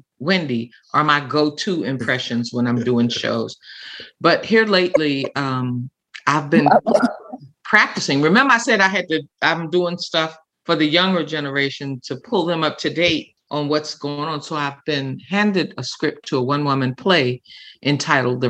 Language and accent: English; Washington, District of Columbia, United States; I was from Washington, D.C.